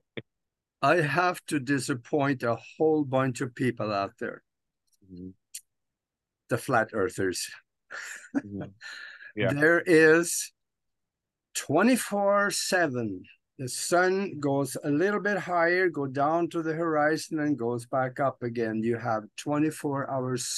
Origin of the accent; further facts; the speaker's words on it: Norway; moved away; I'm from Norway originally